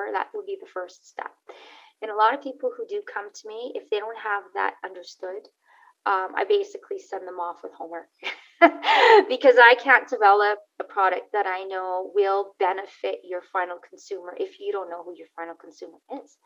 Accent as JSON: {"language": "English", "town": "Montreal", "region": "Quebec", "country": "Canada", "tie": "born or raised there", "moved": "yes", "lives_now": "Calgary, Canada", "said": "I currently live in Calgary, Alberta, in Canada, originally born and raised in Montreal, Quebec, in Canada as well"}